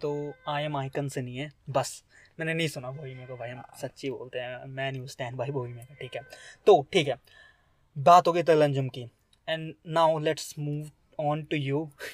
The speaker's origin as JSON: {"language": "Hindi", "country": "India", "said": "मैं तो पहाड़ों से हूँ"}